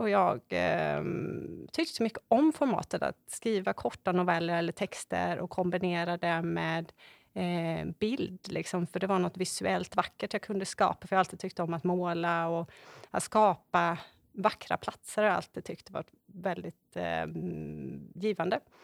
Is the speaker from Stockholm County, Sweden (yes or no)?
no; Borås, Västra Götaland, Sweden; moved away as an adult; now in Varberg, Sweden; Jag är född och uppvuxen i Borås och eh, flyttade till Varberg när jag var 21 år